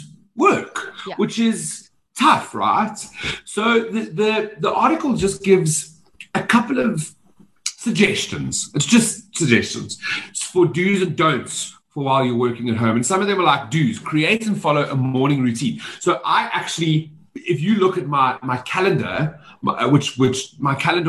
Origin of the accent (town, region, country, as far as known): Johannesburg, Gauteng, South Africa